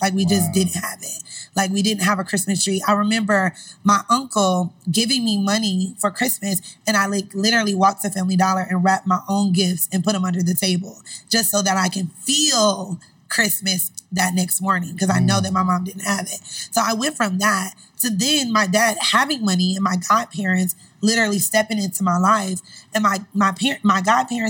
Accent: Cleveland, Ohio, United States; also born or lived in Indianapolis, Indiana; I'm from Cleveland, but my mom lived in Indianapolis, so I moved to Cleveland

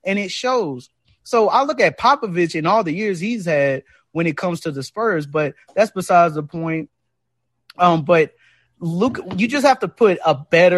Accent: Dallas, Texas, United States; I was born and raised in Dallas

